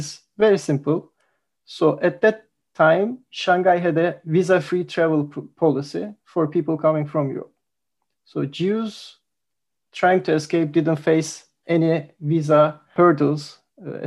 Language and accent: English; Turkey; now in London, United Kingdom; I'm from Turkey